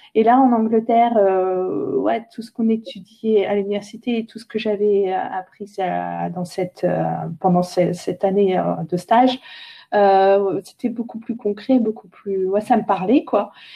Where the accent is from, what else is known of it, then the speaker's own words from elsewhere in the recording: Saint-Hilaire-Saint-Mesmin, Centre-Val de Loire, France; moved away; je viens de Saint-Hilaire-Saint-Mémin à côté d'Orléans